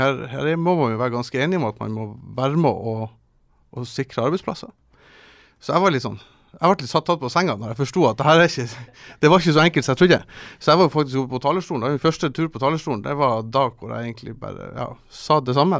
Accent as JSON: {"language": "Norwegian", "town": "Kabelvåg", "region": "Nordland", "country": "Norway", "also_born_or_lived": "Tromsø", "lives_now": "Svolvær, Norway", "said": "jeg kommer fra Kablag"}